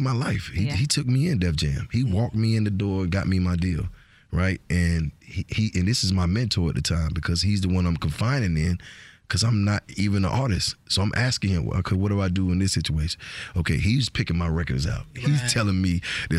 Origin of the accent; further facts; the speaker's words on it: Georgia, United States; accent: Georgia; My accent is so Georgia.